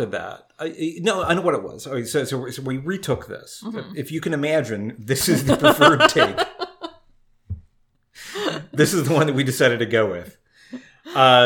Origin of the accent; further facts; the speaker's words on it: Kentucky, United States; I grew up in Kentucky.